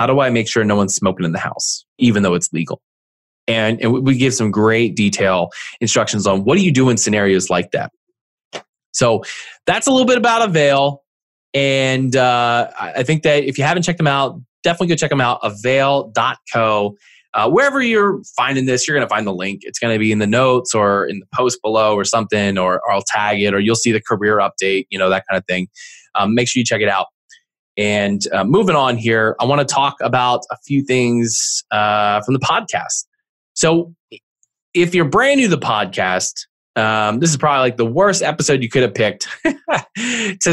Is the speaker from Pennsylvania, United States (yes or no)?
yes; East Coast, outside of Philadelphia, Pennsylvania, United States; I'm from the East Coast, outside of Philly.